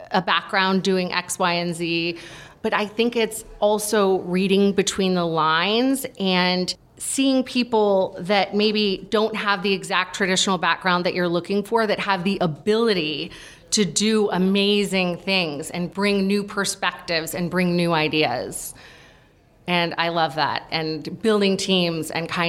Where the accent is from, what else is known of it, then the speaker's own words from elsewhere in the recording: California, United States; also born or lived in Ohio; I grew up in California